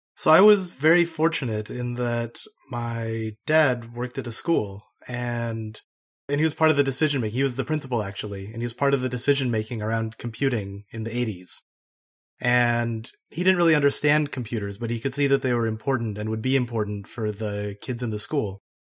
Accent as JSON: {"language": "English", "region": "Idaho", "country": "United States", "tie": "born or raised there", "also_born_or_lived": "Denmark", "moved": "as an adult", "said": "I grew up in Idaho"}